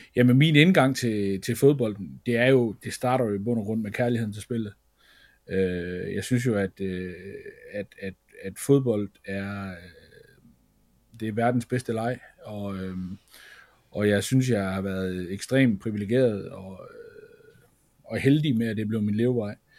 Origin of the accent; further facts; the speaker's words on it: Feldborg, Central Denmark Region, Denmark; jeg er fra Feldborg af